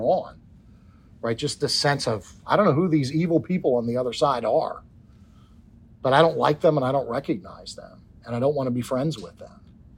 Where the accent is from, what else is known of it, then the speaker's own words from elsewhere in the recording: Washington, District of Columbia, United States; I'm not Irish, but grew up around lots of Irish, sort of one generation removed from being in Ireland in the Washington, D.C. area.